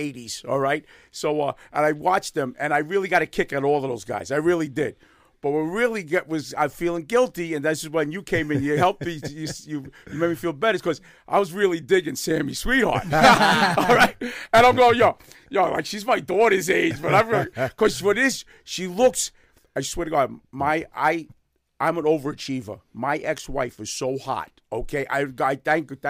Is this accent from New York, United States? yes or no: yes; New York City, New York, United States; I'm a Bronx New Yorker, born and bred in the Bronx